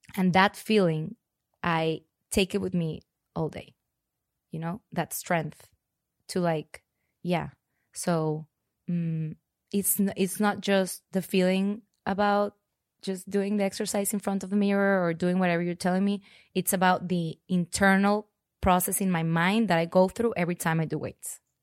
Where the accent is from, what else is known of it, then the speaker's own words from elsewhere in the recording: Monterrey, Nuevo León, Mexico; moved away as an adult; also born or lived in Spain / Mexico City / San Francisco / Los Angeles; now in Austin, United States; I was born in Monterrey, Mexico. I grew up there, um, mostly all my life